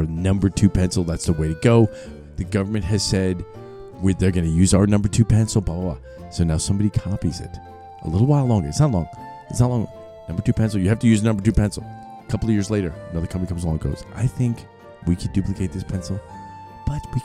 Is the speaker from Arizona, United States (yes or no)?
no; New York City, New York, United States; I grew up in New York City.